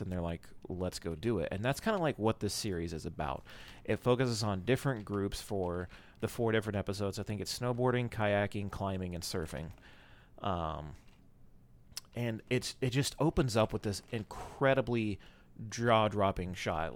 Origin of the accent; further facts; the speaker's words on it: North Carolina, United States; moved away; my hometown, which does not matter. Um, but it's somewhere in North Carolina, just over the border